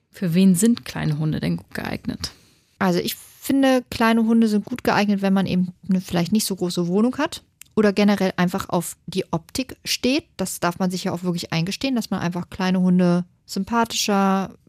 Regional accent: Hanover, Lower Saxony, Germany; Das ist bei uns in Hannover ein Stadtteil

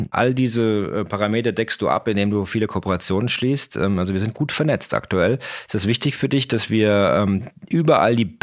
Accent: Munich, Bavaria, Germany; hätte ich jetzt auch gewettet als Bayer

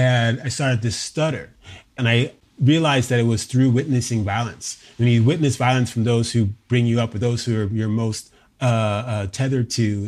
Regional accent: Hawaii, United States; So, you know, I was raised in Hawaii, in Oahu, a son of a military father.

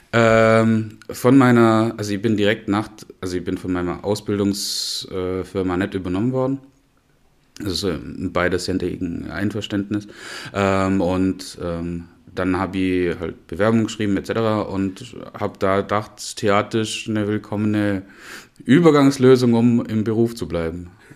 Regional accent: Knittlingen, Baden-Württemberg, Germany; moved away as an adult; also born or lived in Black Forest; now in Memmingen, Germany; aus äh, Knittlingen, nördlich von Pforzheim.

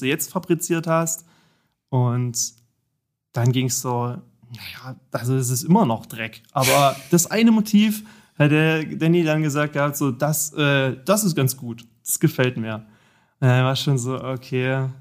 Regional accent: Vogtland, Saxony, Germany; also born or lived in Erfurt / Jena; now in Dresden, Germany; Ursprünglich komme ich tatsächlich aus dem Vogtland, hm. aus Sachsen. Ja, die, der Ort mit dem schlimmsten Dialekt wahrscheinlich in ganz Deutschland

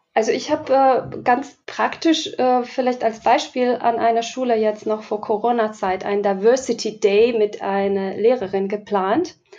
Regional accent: Slovakia; now in Germany; Ich komme ursprünglich aus der Slowakei, lebe schon ähm, etliche Jahre in Deutschland

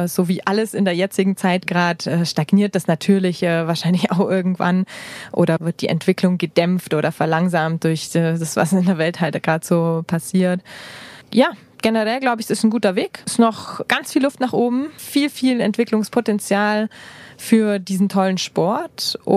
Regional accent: Bavaria, Germany; Da habe ich das Allgäu nochmal richtig gut äh, kennengelernt. Ich liebe das Allgäu, ich liebe meine Heimat

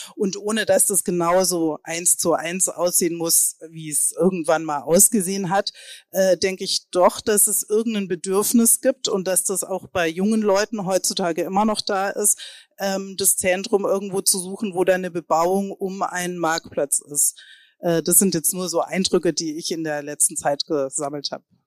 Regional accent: Munich, Bavaria, Germany; now in Berlin, Germany; Also ich bin eigentlich aus München

